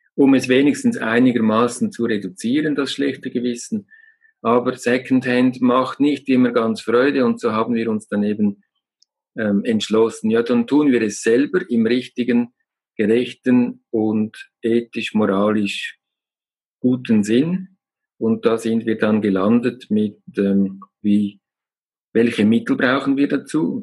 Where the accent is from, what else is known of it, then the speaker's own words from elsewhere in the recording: Lake Zurich, Switzerland; now in Glarus, Switzerland; Ich bin äh, in einer gesunden, glücklichen Umgebung aufgewachsen ähm, am Zürichsee